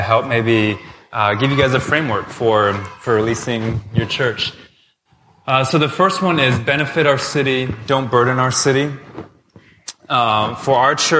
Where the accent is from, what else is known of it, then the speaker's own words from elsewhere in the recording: United States; moved away as an adult; now in Toronto, Canada; I'm from the States.